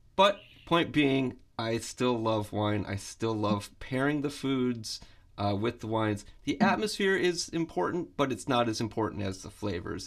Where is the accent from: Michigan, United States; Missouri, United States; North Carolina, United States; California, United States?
Michigan, United States; Flint; moved away as an adult; also born or lived in Boston; I'm from Flint, Michigan